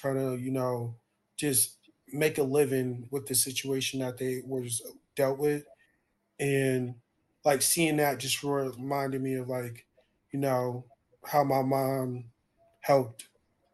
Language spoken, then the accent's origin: English; Somerset, New Jersey, United States; my hometown, because it's like, you know, like that's where I'm from.